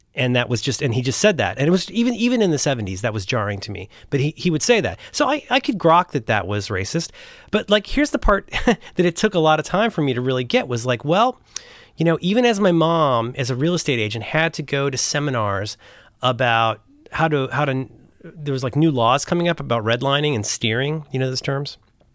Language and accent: English; Cincinnati, Ohio, United States; I'm growing up in Cincinnati, which is an extremely conservative, you know, Ohio is a very mostly liberal union state, but Cincinnati is a total outlier.